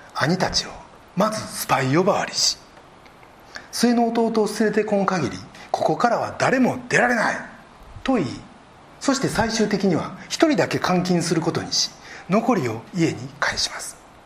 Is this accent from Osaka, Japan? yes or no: yes; Osaka, Japan; born or raised there